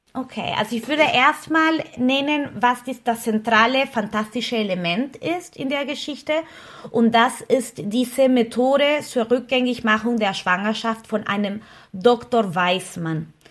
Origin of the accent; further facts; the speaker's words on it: Peru; now in Berlin, Germany; ich komme aus Peru